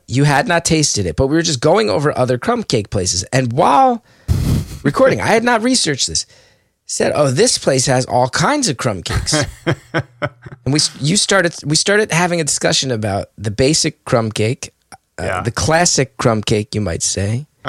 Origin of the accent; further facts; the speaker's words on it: West Orange, New Jersey, United States; Growing up in West Orange, you know, if we covered a place in Short Hills, that's different, but it's still Essex County.